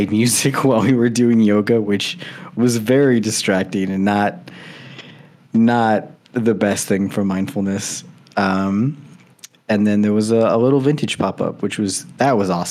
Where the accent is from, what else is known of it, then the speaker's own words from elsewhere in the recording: Michigan, United States; moved away; my hometown in Michigan